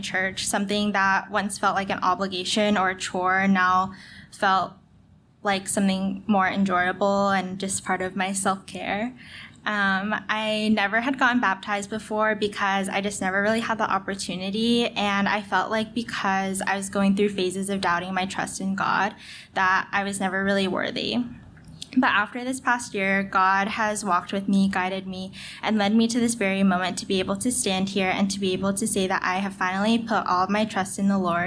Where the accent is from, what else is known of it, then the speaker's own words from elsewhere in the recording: Denver, Colorado, United States; I'm from Denver, Colorado. I was born and raised in a loving Christian home